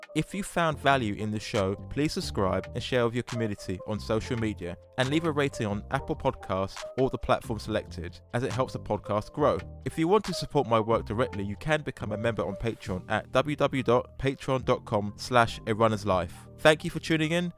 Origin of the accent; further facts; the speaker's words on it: England, United Kingdom; I'm English.